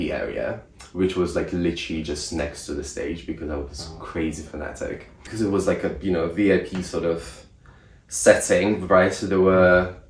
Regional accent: Russia; now in United Kingdom; I'm from Russia

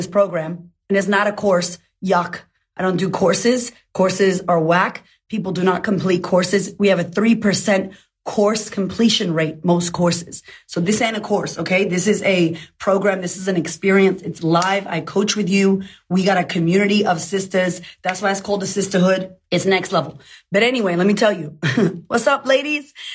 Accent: United States; I'm American

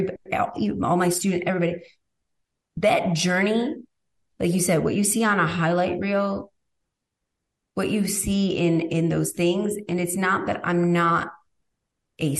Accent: Rome, New York, United States; moved away; I'm literally from Rome, New York

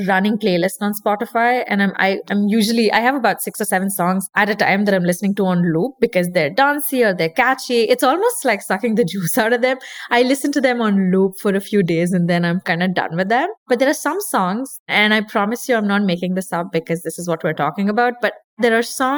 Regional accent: India; I'm Indian. I grew up listening to dancing to Bollywood music

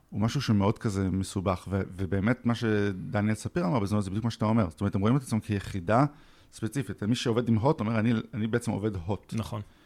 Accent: Israel; אנחנו ישראלים

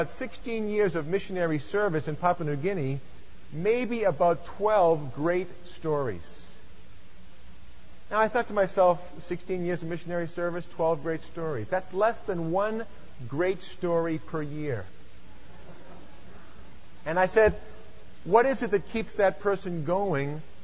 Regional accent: Lexington, Massachusetts, United States; I come from Lexington, Massachusetts, and I live about 7 miles from where I grew up, so I am a native New Englander

